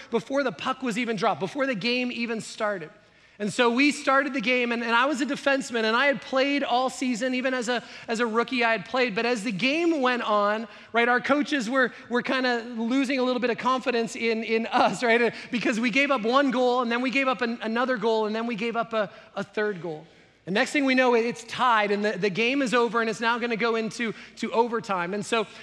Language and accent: English; Canada; I grew up in Canada